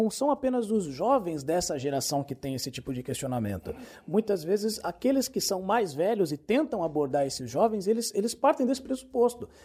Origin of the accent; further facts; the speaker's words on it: São Paulo, Brazil; also born or lived in Rio de Janeiro; ah, eu nasci ah, na verdade no Rio, e fui criado em São Paulo.